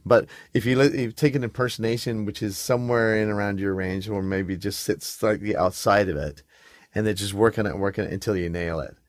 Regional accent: England, United Kingdom; moved away; I grew up in England

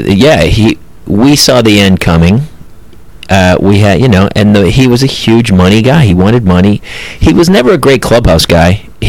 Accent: New Hampshire, Massachusetts, New England, United States; now in Los Angeles, United States; I'm from New Hampshire, Massachusetts.

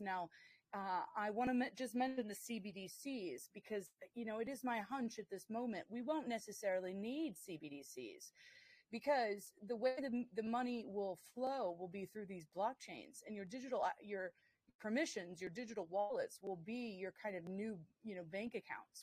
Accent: United States; moved away; as an American here

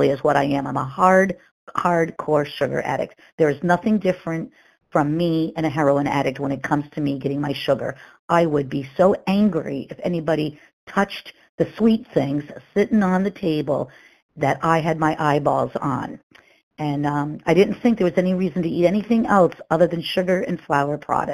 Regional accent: Massachusetts, United States; I'm from Massachusetts

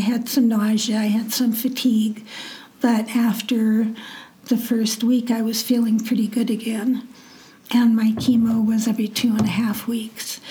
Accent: Nebraska, United States; born or raised there

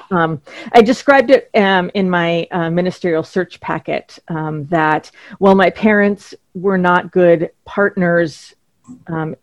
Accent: Duluth, Minnesota, United States; now in Kennebunk, United States; grew up in Duluth, Minnesota, which is right on Lake Superior

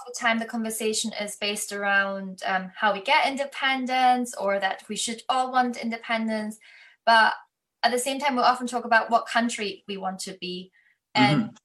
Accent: Germany; moved away as an adult; now in United Kingdom; I'm from Germany. So I grew up in school with constantly learning about the Holocaust

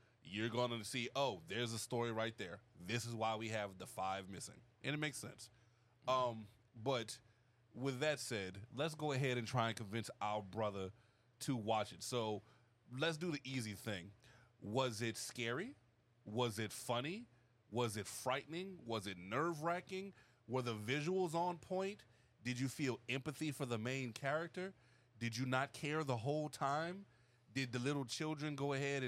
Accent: New Orleans, Louisiana, United States; us New Orleanians

